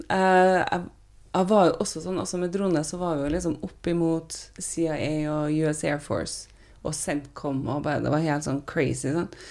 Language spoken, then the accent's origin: Norwegian; Trondheim, Trøndelag, Norway; moved away as an adult; also born or lived in United States; hvordan jeg vokste opp i, i Trondheim